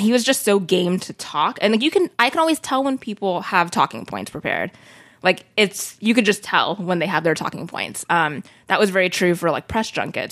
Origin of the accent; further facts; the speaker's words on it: Sacramento, California, United States; I grew up in Sacramento, which is a very diverse city